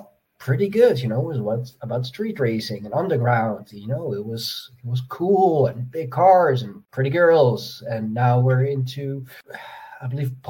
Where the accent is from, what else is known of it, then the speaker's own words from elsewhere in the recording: Netherlands; I'm from the Netherlands